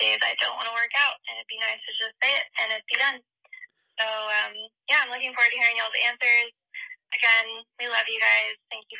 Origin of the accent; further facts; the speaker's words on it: Austin, Texas, United States; now in Madison, United States; I'm from Austin, Texas, but I am currently living in Madison, Wisconsin, freezing my butt off.